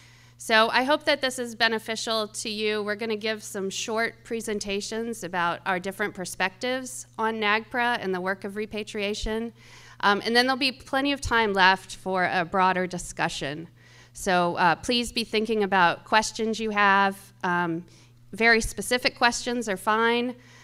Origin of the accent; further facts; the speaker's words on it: Kansas City, Missouri, United States; I grew up here in Jackson County, and it's nice to be back home. My family has been in Missouri for about 200 years, but I no longer live in Missouri